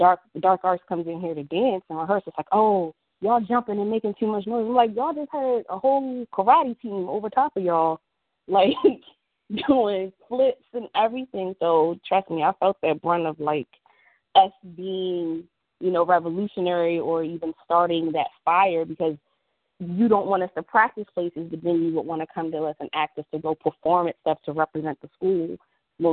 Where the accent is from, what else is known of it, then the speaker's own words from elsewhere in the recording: Maryland, United States; moved away as an adult; now in Philadelphia, United States; I'm originally from Maryland